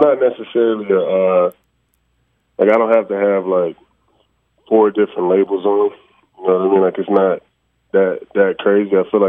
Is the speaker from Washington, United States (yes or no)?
no; Long Beach, California, United States; I grew up on the West Coast. I'm from Long Beach.